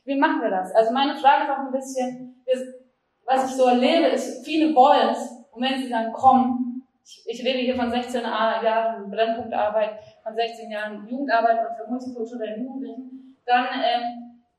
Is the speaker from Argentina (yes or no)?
yes; Argentina; now in Berlin, Germany; Ich komme aus Argentinien